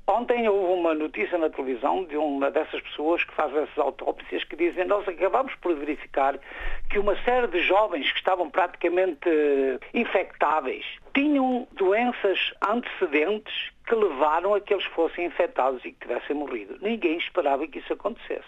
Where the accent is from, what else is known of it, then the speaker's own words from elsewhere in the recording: Portugal; moved away; also born or lived in Germany / Brasília, Brazil; eu sou português e sou alemão